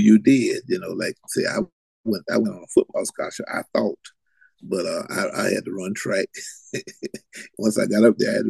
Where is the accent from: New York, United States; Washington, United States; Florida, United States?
Florida, United States; Palm Beach County; also born or lived in Belle Glade, Florida / Jacksonville, Florida; I was born and reared in Palm Beach County.